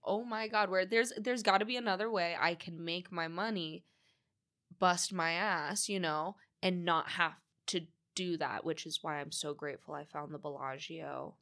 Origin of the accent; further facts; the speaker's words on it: San Diego, California, United States; moved away as an adult; also born or lived in Los Angeles; now in Las Vegas, United States; I grew up predominantly in San Diego